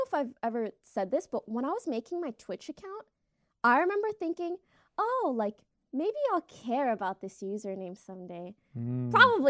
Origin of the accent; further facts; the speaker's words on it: Canada; I'm Canadian, eh?